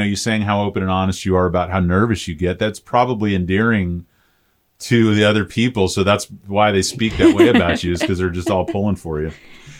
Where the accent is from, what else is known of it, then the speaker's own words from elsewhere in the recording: St. Petersburg, Florida, United States; also born or lived in Orlando, Florida; so I grew up in St. Pete, went to college at UCF